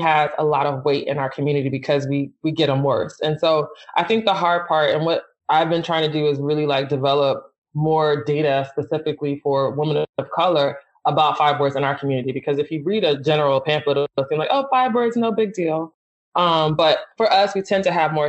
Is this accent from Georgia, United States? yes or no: no; Philadelphia, Pennsylvania, United States; I'm from Philly, and I think that colored my whole experience